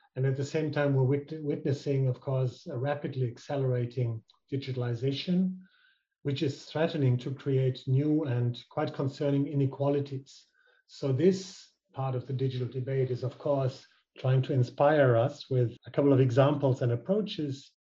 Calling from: Berlin, Germany

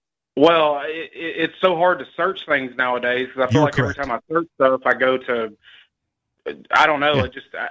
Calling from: Tennessee, United States

